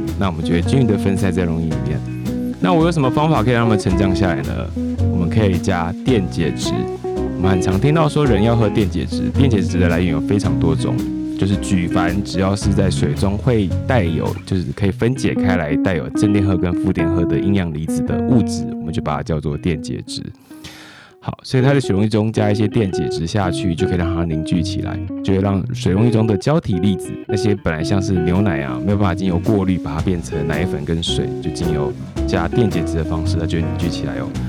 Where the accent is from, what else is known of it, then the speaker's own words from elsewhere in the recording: Taoyuan, Taiwan; 好像因为我小时候在住就住在桃园，三天不能用自来水吧？